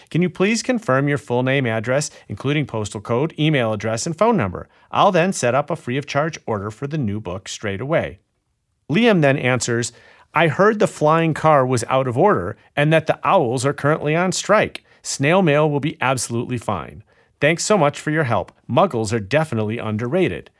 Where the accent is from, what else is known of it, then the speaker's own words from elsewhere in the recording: Illinois, United States; my home state of Illinois